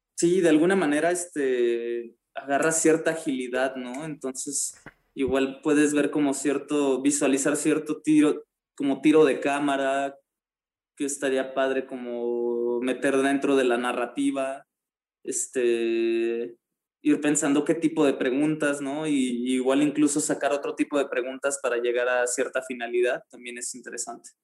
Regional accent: Mexico

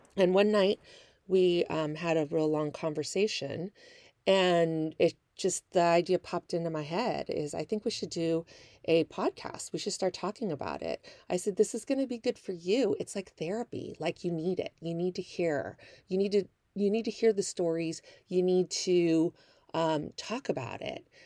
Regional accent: Northern California, United States; moved away as an adult; also born or lived in Kansas / Milwaukee, Wisconsin / Las Vegas, Nevada; now in Southern California, United States; That's where I'm actually originally from, Northern California

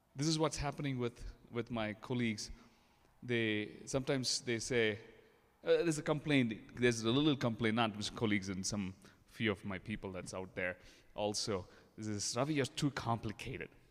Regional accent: India; English is a second language; moved away; being an Indian I'm still learning English.

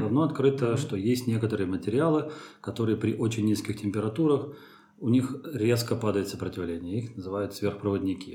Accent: Troitsk, Moscow, Russia; moved away; also born or lived in France; я родился в Троицке, под Москвой, а, закончил там а, физико-математическую школу, лицей.

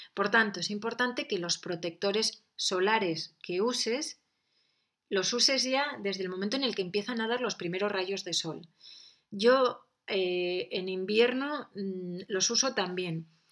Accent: San Sebastián, Basque Country, Spain; Yo que he nacido en un ambiente de playa, soy de San Sebastián

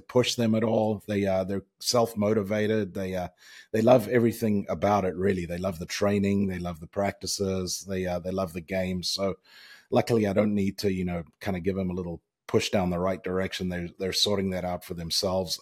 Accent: Zimbabwe; moved away as an adult; also born or lived in Virginia Tech / Charlotte area; We grew up in, obviously, in Zimbabwe

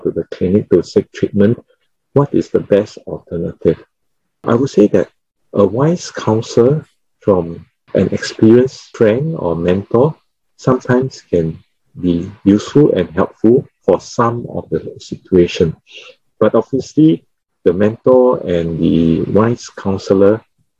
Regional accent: Singapore; Being Singaporean.

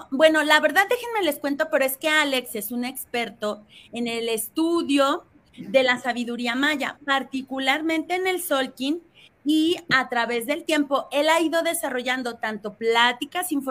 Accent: Mexico; como mexicanos

